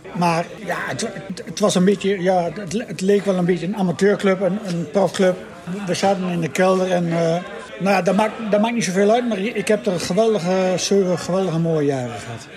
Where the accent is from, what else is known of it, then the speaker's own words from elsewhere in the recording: Drenthe, Netherlands; moved away as an adult; also born or lived in Arnhem; ik kom uit Drenthe.